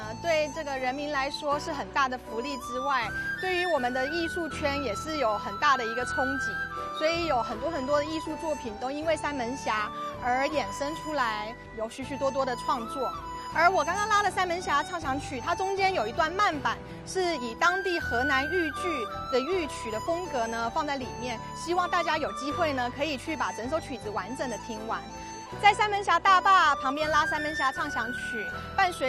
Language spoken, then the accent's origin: Chinese; Taiwan; now in Beijing, China; 我是来自北京的台青